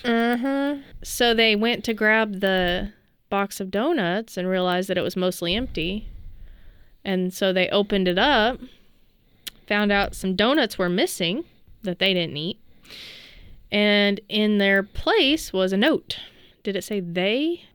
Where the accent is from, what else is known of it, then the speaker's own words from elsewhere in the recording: Southwest Oklahoma, United States; I didn't grow up in this part of Oklahoma. I grew up in Southwest Oklahoma